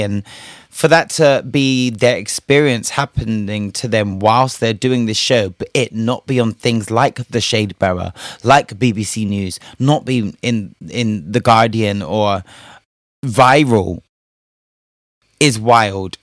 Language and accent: English; Spain; moved away; I was raised in Spain